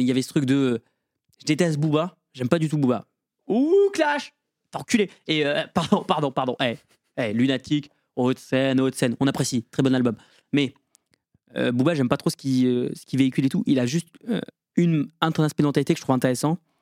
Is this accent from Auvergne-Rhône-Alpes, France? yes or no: no; Lorraine, Grand Est, France; moved away as an adult; also born or lived in Metz; now in Villejuif, France; J'habite à Villejuif et je viens de Lorraine